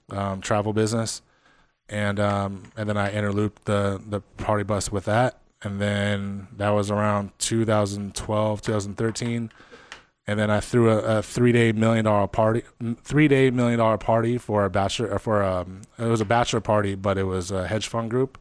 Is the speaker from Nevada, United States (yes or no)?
yes; Las Vegas, Nevada, United States; I'm from Vegas